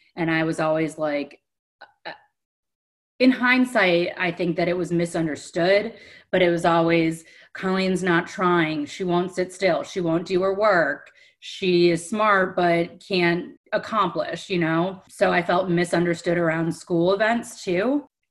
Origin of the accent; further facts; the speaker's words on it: Cleveland, Ohio, United States; moved away; also born or lived in Delray Beach, Florida; I'm from Cleveland, Ohio. I grew up in a dysfunctional home